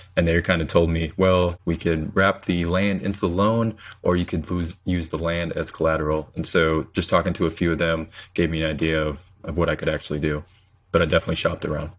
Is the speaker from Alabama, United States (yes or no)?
no; Saint Paul, Minnesota, United States; moved away as an adult; also born or lived in Tulsa, Oklahoma; now in Houston, United States; I'm originally from Saint Paul, Minnesota. So grew up in the cold up there